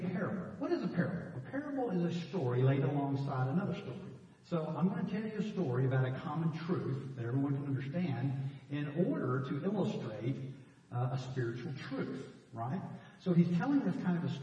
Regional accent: Dallas, Texas, United States; the guys I grew up with in Dallas as a kid

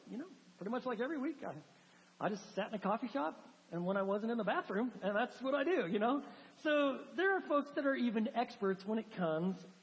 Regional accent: the Northwest, Pacific Northwest, United States; moved away; I'm from the Northwest

